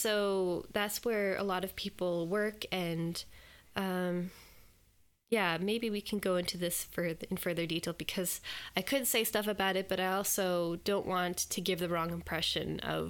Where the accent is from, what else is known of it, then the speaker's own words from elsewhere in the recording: Alberta, Canada; also born or lived in Lloydminster / British Columbia / Edmonton; It's hard to say when I say like I'm from Alberta, because our family moved a little bit when we were growing up. I was born in Lloydminster, which is between 2 provinces in Canada.